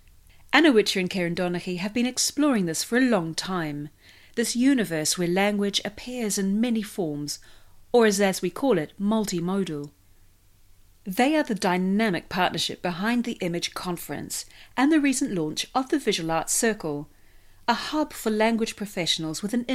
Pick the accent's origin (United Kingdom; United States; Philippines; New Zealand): New Zealand; first language English; moved away as an adult; also born or lived in Spain; I began learning Māori, the indigenous language of my home country, New Zealand